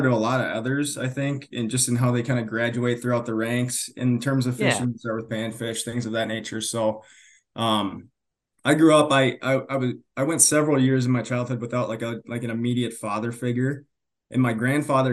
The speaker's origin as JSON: {"language": "English", "area": "south of the Twin Cities", "region": "Minnesota", "country": "United States", "tie": "born or raised there", "said": "I grew up south of the Twin Cities, like 30 minutes"}